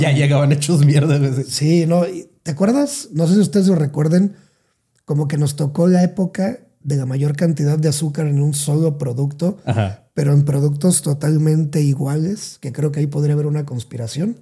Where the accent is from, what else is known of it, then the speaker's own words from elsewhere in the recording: Salina Cruz, Oaxaca, Mexico; moved away; soy de Oaxaca, pero soy de la parte sur, sur, sur de Oaxaca